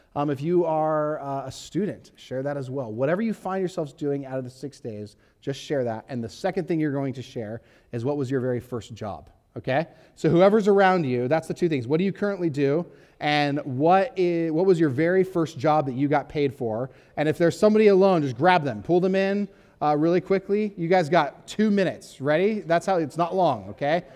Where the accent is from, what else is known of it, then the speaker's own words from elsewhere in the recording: Huntington Beach, California, United States; I grew up in Huntington Beach, California